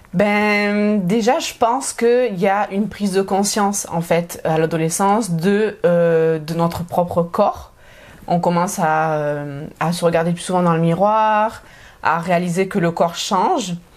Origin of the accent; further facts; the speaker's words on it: south of France, France; moved away as an adult; now in Montreal, Canada; je viens du sud de la France.